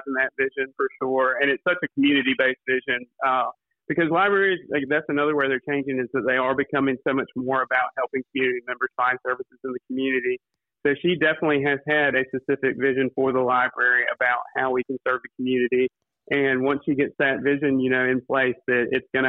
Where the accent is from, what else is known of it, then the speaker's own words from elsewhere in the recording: Kinston, North Carolina, United States; I'm from Kinston. I grew up here